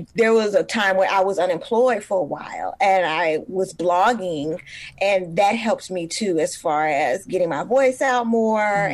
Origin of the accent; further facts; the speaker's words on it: Oakland, California, United States; Born and raised in East Oakland.